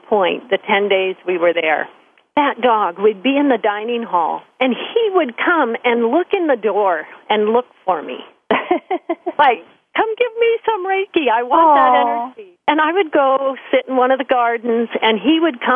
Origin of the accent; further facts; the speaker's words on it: Centralia, United States; I grew up in Centralia